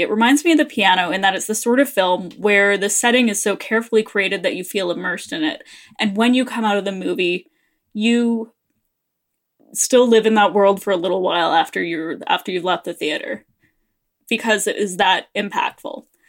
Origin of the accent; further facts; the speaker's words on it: Canada; we're Canadian